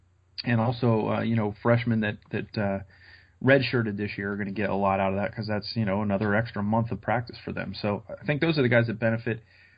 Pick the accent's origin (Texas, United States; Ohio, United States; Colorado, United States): Ohio, United States; Central; I grew up in Central Ohio, so all my friends were either Browns or Bengals fans.